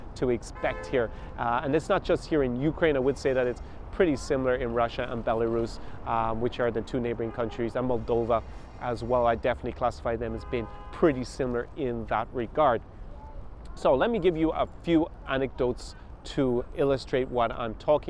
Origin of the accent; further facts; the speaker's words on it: Ireland; moved away as an adult; also born or lived in Munich / United States / Italy / France; I grew up in Ireland